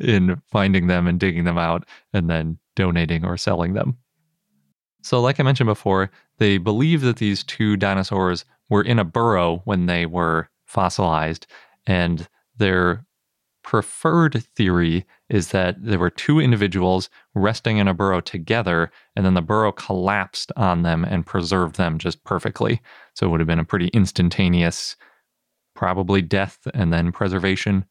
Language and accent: English; Wisconsin, United States; I'm from Wisconsin